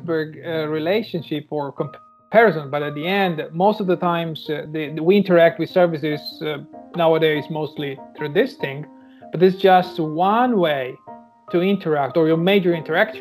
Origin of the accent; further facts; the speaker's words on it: Sicily, Italy; moved away as an adult; now in Germany; I was born and raised in Italy, and in the my hometown in Sicily.